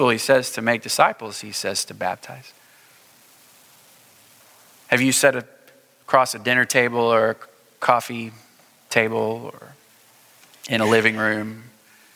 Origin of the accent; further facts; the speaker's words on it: Springfield, Missouri, United States; now in Houston, United States; I grew up in Springfield, Missouri